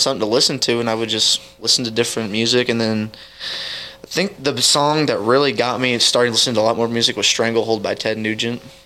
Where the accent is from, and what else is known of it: Edgerton, Missouri, United States; born or raised there; also born or lived in Kansas City, Missouri / Dearborn, Missouri